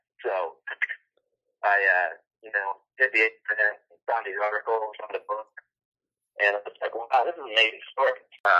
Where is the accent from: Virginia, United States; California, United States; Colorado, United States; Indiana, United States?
California, United States; I grew up in the Bay Area, and didn't see Joe play in person, but was, you know, a young teenager, and so followed all the sports teams here locally